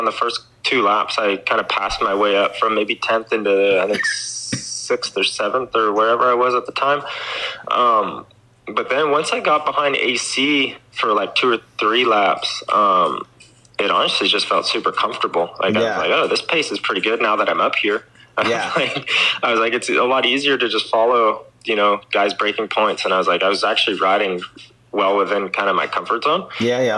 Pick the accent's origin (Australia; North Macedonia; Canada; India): Canada; I'm the Canadian, one of the top dogs in Canada